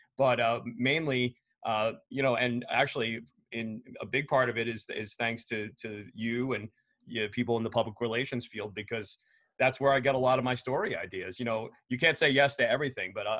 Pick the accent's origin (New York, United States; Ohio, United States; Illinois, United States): New York, United States; New York City; I grew up in New York City in Queens